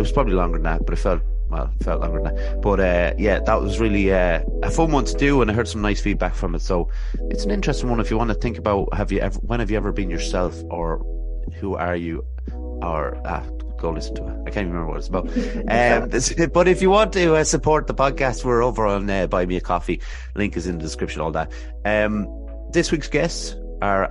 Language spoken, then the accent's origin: English; Athlone, Leinster, Ireland; I'm from Athlone here